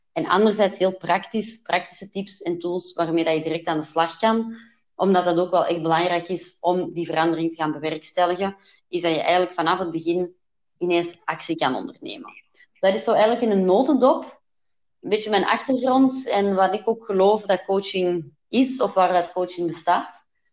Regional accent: Belgium; ik ben Belgische

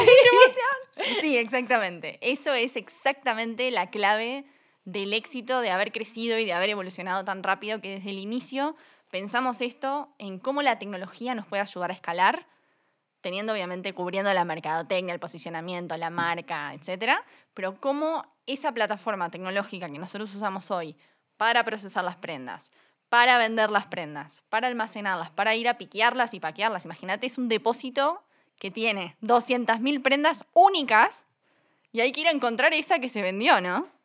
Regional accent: Uruguay; accent: Uruguayan; moved away as an adult; also born or lived in United States; now in Mexico City, Mexico; yo soy uruguaya, como verán por mi acento. Viví casi 10 años en Estados Unidos

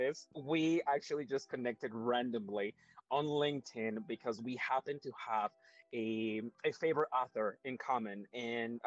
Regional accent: Mexico; now in Canada; we are not born and raised in Canada. We are from a completely different countries. I am from Mexico.

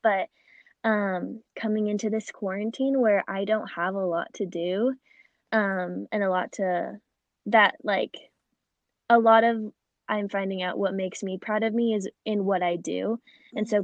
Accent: Phoenix, Arizona, United States; I was born and raised in Phoenix, Arizona

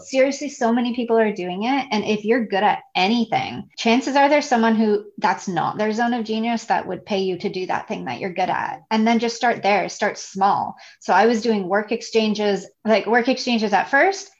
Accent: Toronto, Ontario, Canada; moved away as an adult; now in Isla Mujeres, Mexico; I'm originally from Toronto

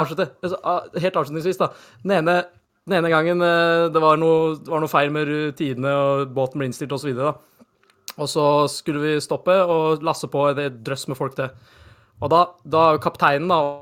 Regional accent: Norway; så norske som vi er

